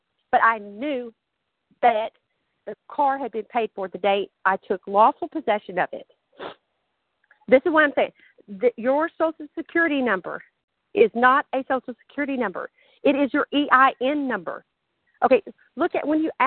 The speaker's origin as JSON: {"language": "English", "region": "Texas", "country": "United States", "accent": "southern", "said": "I'm from Texas"}